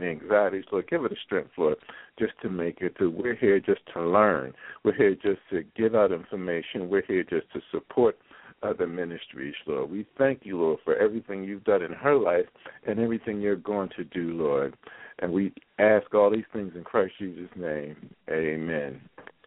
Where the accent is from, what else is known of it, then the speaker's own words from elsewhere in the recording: Philadelphia, Pennsylvania, United States; moved away; my hometown, the best city in the U.S. of A., Philadelphia, PA.